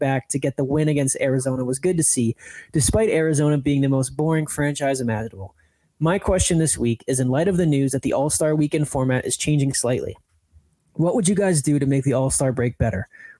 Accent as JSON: {"language": "English", "town": "Plymouth", "region": "South West England", "country": "United Kingdom", "said": "because I'm actually from Plymouth, where they set off and have walked past the Mayflower steps"}